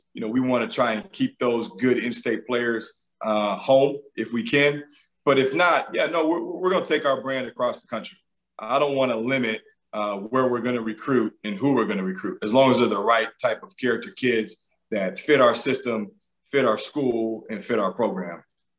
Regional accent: Georgia, United States; I was from Georgia. I worked at Xavier before I was here

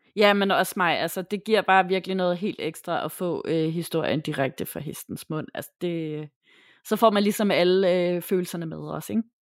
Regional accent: Tappernøje, Zealand, Denmark; jeg er vokset op i Tabernøje først, og så i følge efterfølgende, men øh, det er ikke så langt fra Hårlev.

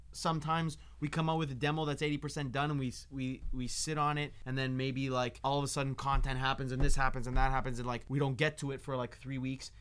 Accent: Toronto, Ontario, Canada; now in Los Angeles, United States

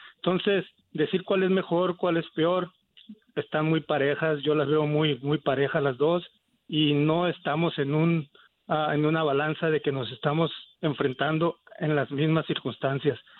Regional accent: Mexico; now in Phoenix, United States; yo como mexicano

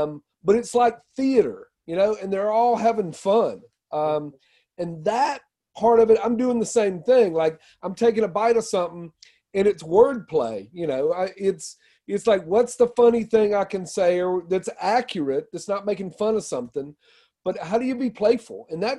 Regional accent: the South, United States; I'm proudly from the South. I'm also often very critical of the South

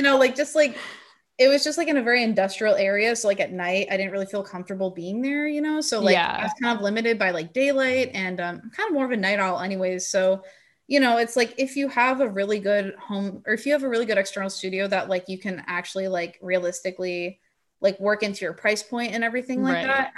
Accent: Bay Area, California, United States; I'm from the Bay Area

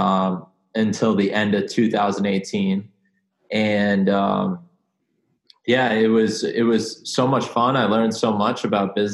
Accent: San Diego, California, United States; also born or lived in Venice, California / Arizona; I grew up in San Diego, California, you know, right by the beach

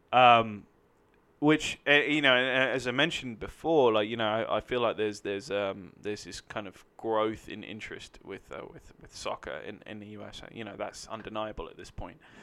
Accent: London, United Kingdom; now in Los Angeles, United States; I'm from London, United Kingdom

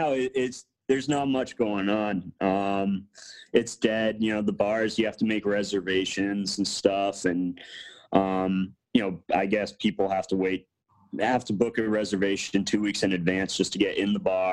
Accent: Andover, Massachusetts, United States; I'm actually from Andover, so that's actually the town I'm from.

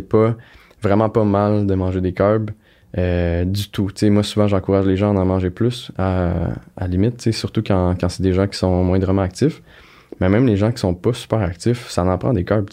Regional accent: Granby, Quebec, Canada; je viens de Grimby.

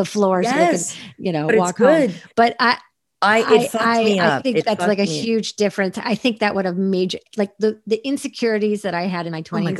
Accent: East Coast, United States; the only LA that I knew growing up on the East Coast

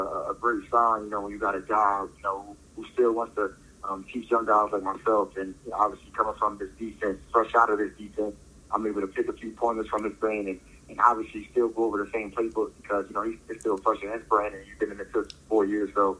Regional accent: Philadelphia, Pennsylvania, United States; moved away; coming back to the city, coming back to my hometown

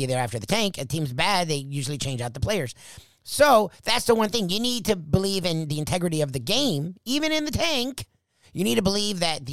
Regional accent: South Florida, United States; I'm from South Florida where it's the definition of a melting pot. My high school had like 400 countries represented.

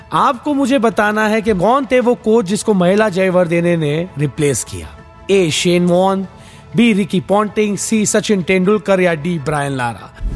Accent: Mumbai, Maharashtra, India; मैं खुद मुंबई से हूं

